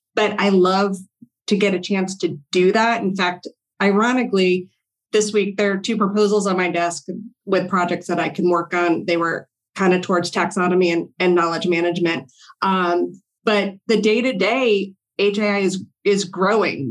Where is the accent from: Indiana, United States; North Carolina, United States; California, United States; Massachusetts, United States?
Massachusetts, United States; Longmeadow; moved away as an adult; also born or lived in Washington, D.C.; I grew up in Longmeadow, Massachusetts, a very small town right next to Springfield